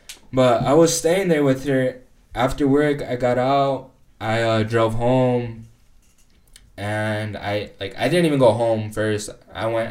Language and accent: English; United States; I was fucking born here. I'm just as an American as he is.